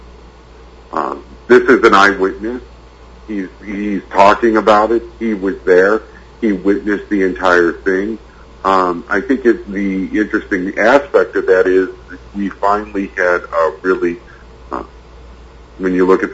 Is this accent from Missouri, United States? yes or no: yes; St. Louis, Missouri, United States; I grew up in St. Louis